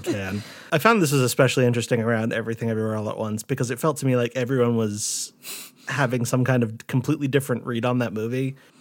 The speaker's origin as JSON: {"language": "English", "region": "Rhode Island", "country": "United States", "tie": "born or raised there", "said": "When I was growing up in Rhode Island"}